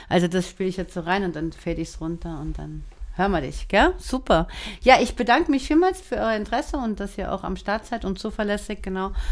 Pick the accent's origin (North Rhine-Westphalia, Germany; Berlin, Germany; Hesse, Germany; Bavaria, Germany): Hesse, Germany; Frankfurt am Main; wir sind zusammen aufgewachsen in Frankfurt am Main.